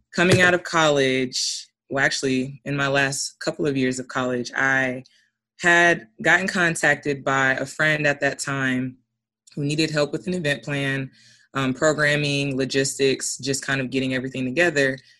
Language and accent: English; Alaska, United States; I'm from Alaska.